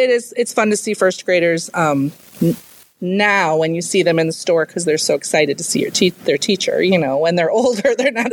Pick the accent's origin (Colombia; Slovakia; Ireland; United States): United States; Grand Ridge, Illinois; also born or lived in Ottawa, Illinois; I grew up in Grand Ridge, just a little bit south of here. But I went to Ottawa High School